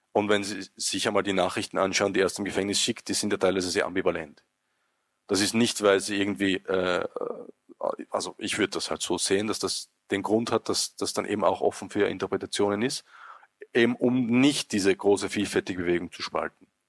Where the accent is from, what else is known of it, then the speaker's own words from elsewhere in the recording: Austria; als Österreicher